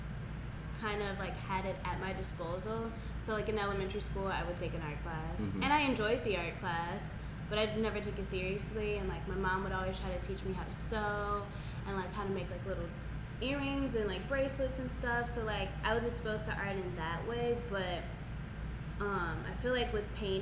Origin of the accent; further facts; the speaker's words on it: New Orleans, Louisiana, United States; I'm from New Orleans